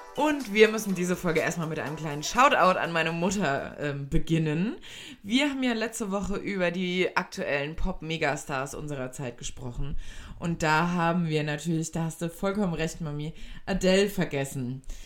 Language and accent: German; Germany; wir sind ja in Deutschland, wir sind Deutsche